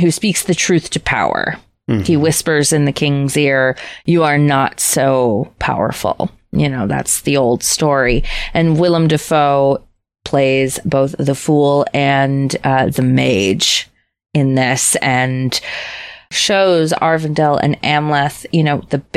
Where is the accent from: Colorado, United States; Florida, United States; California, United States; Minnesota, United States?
Minnesota, United States; accent: Minnesotan; as a Minnesotan, where our standard fucking accent is a little bit Swedish Norwegian